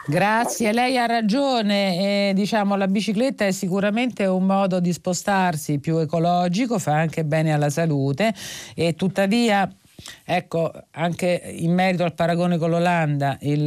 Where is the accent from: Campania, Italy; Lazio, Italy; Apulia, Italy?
Lazio, Italy; Rome; per noi che siamo romani